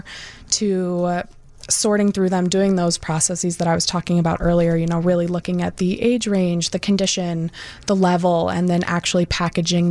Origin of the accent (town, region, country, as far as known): Lake County, Illinois, United States; also born or lived in Iowa